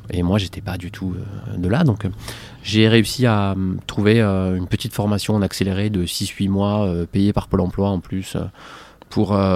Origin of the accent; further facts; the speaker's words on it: Montpellier, Occitania, France; moved away as an adult; now in Marseille, France; Moi, je suis né près de Montpellier. Ok, d'accord. Et j'ai vécu ben, quasiment mes 25 premières années à Montpellier, en bougeant très peu.